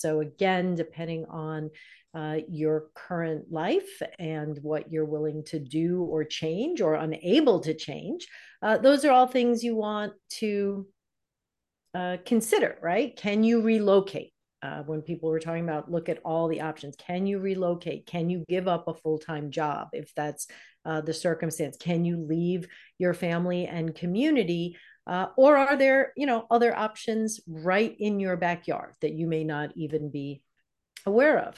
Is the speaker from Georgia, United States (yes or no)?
no; New York, United States; moved away as an adult; now in Michigan, United States; I'm from New York